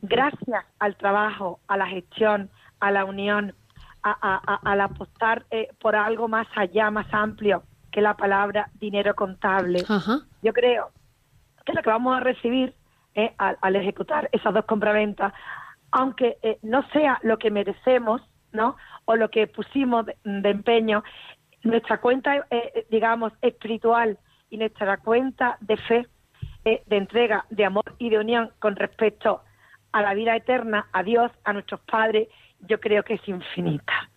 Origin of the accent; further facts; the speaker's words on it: Utrera, Andalusia, Spain; Nací en Utrera.